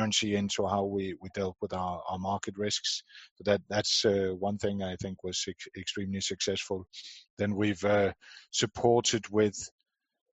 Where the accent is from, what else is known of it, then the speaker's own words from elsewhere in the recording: Denmark; born and raised in Denmark